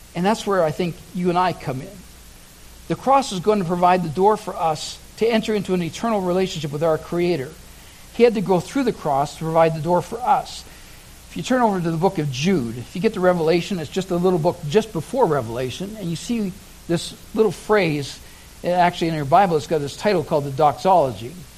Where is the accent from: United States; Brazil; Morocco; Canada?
Canada; Oshawa, Ontario; I lived in Oshawa, Ontario. Uh, that was my hometown. That was where I was born and raised.